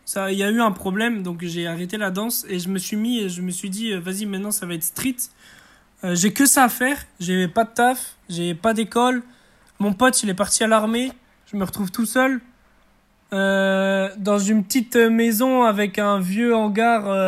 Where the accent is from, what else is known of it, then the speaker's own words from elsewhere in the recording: Brest, Brittany, France; also born or lived in Martinique; Je viens de Brest, d'origine martinique, mais je vis à Brest.